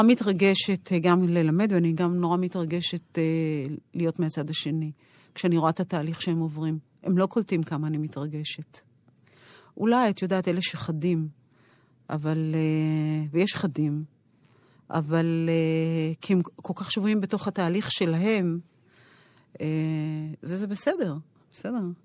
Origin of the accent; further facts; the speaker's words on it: Rehovot, Central District, Israel; אני גדלתי ברחובות